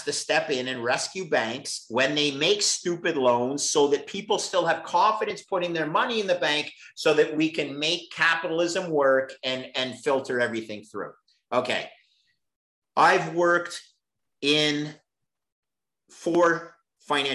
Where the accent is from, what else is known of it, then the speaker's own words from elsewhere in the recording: Montreal, Quebec, Canada; I was working for the CFO in Montreal, my hometown